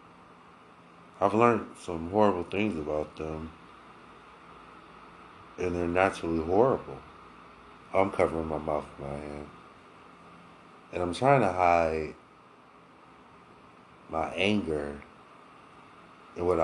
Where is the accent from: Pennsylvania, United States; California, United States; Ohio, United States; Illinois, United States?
Ohio, United States; Akron; I'm originally from Akron, Ohio